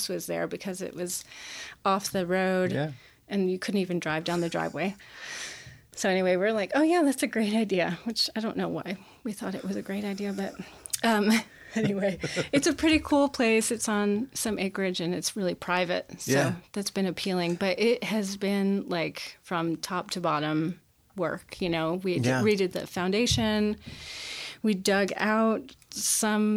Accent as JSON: {"language": "English", "region": "northwest corner of Connecticut", "country": "United States", "tie": "born or raised there", "moved": "yes", "said": "I grew up in Connecticut"}